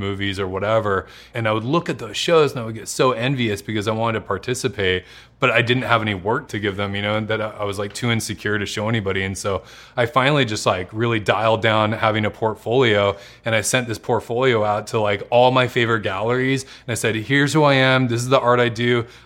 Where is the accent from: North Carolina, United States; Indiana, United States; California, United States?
California, United States; Santa Barbara; I grew up in Santa Barbara, California